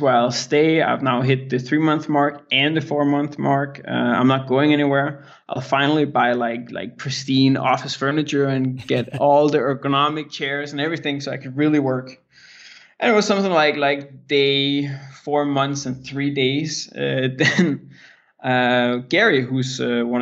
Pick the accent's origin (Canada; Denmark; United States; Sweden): Denmark; English is a second language; I'm born and raised in Denmark